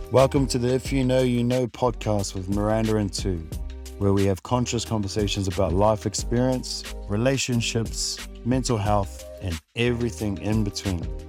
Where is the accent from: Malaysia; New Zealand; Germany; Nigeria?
New Zealand; Wellington; also born or lived in Hamilton; now in Gold Coast, Australia; I was born in Hamilton, raised in Wellington, until I eventually moved over to Australia.